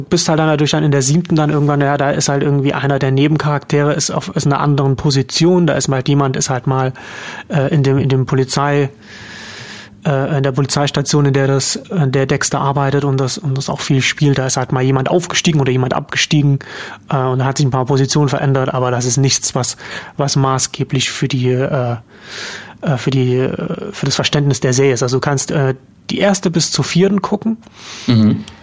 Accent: Germany; als Deutscher

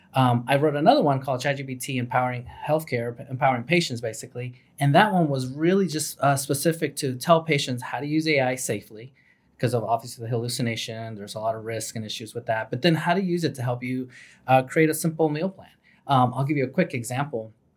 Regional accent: New York City, New York, United States; I'm from New York City

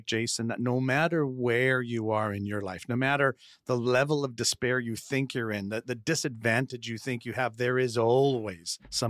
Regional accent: Winnipeg, Manitoba, Canada; I was born in Winnipeg with my family, which if anyone ever tells you that hell is fire and brimstone, they're incorrect. It's 40 feet of 40 below and 8 feet of snow.

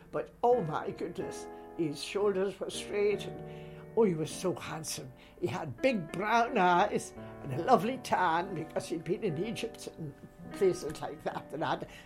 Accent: Newcastle, North East England, United Kingdom; now in Scotland; And I say Newcastle, but I'm a Scot now because I've lived here many, many years. I came here way back, so I can't even remember how many years I've been here.

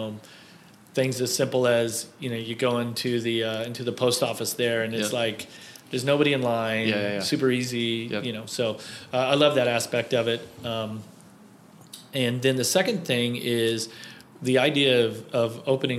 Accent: Kansas City, United States; I grew up in Kansas City racing motorcycles

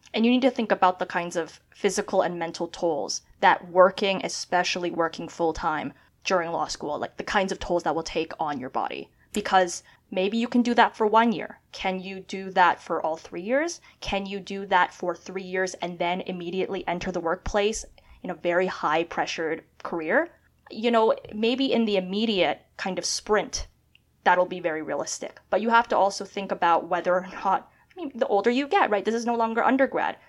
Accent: Canada; moved away as an adult; now in United States; being a Canadian studying at Columbia

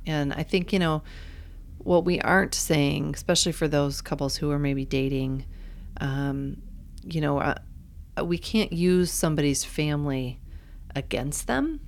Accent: Iowa, United States; I grew up in Iowa.

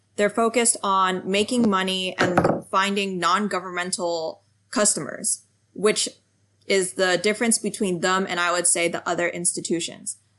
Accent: United States; also born or lived in France / New York; I grew up in the United States um, with Chinese parents, so speaking Chinese

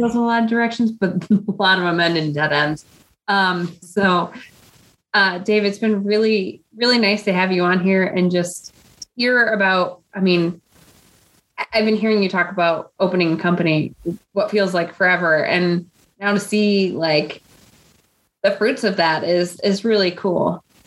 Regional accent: Midwest, United States; accent: Midwestern; my Midwestern accent

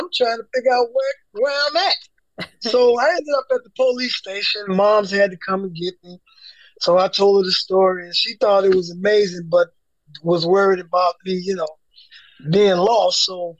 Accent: Chicago, Illinois, United States; born and raised on the South Side in the projects.

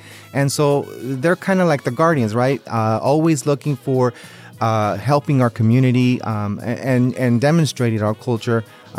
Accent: Los Angeles, California, United States; born or raised there; moved away as an adult; also born or lived in Durango, Mexico; now in Las Vegas, United States

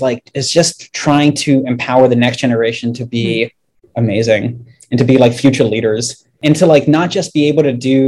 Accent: just outside Washington, D.C., Maryland, United States; So I grew up in Maryland and I grew up like just outside of Washington, D.C.

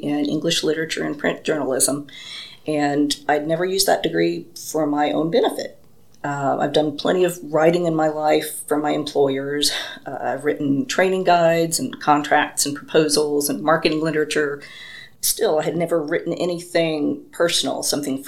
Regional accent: Paducah, Kentucky, United States; moved away as an adult; now in Limestone County, Alabama, United States; I am originally from Paducah, Kentucky

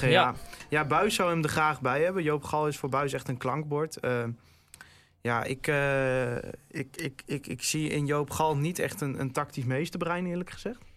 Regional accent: Groningen, Netherlands; dat, dat maak je als Groninger toch ook weer een beetje trots.

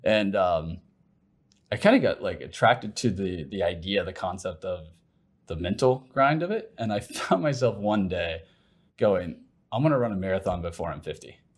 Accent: Ohio, United States; moved away as an adult; also born or lived in Plano, Texas; now in Lucas, United States; originally from Ohio and, and I've lived in Plano for the most of twenty ten to twenty twenty-two

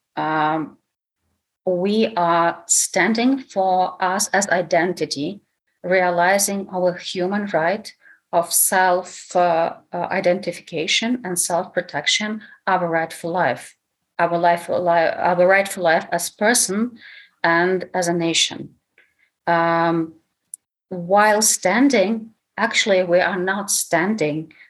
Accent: Lviv, Lviv Oblast, Ukraine; English is a second language; now in Kyiv, Ukraine; Although I was born in Lviv, I've been living in Kiev already for a long time

